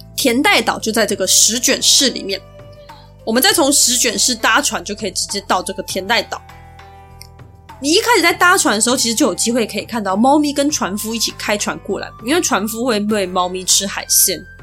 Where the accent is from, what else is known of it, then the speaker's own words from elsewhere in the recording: Taiwan; 所以我就尽量挑我们台湾人常去的那些地方